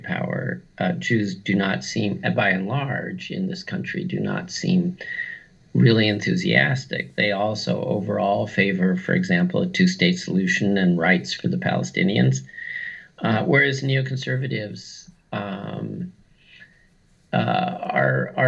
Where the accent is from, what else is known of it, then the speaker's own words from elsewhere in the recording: West Coast, United States; I was brought up on the West Coast